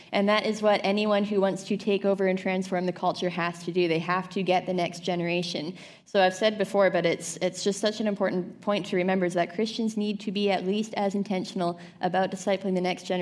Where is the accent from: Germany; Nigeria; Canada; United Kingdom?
Canada